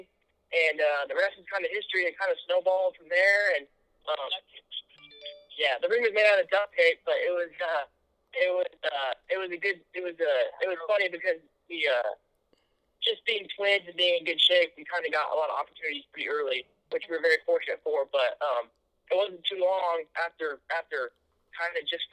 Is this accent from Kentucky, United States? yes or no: no; Kansas City, Missouri, United States; growing up in the Midwest has been great, and I got no complaints